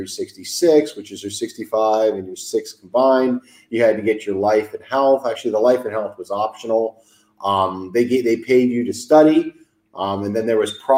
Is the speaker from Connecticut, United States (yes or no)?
yes; Farmington, Connecticut, United States; moved away as an adult; also born or lived in Boston; I grew up in Farmington, Connecticut, went to an old boys boarding school, Avon Old Farms in Connecticut